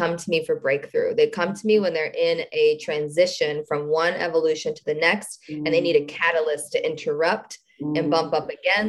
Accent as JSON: {"language": "English", "town": "Detroit", "region": "Michigan", "country": "United States", "said": "We're from Detroit"}